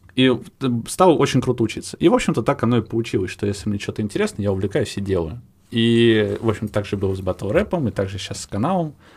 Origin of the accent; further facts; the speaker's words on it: Kireyevsk, Tula Oblast, Russia; moved away; я родом из Кириевска, Тульской области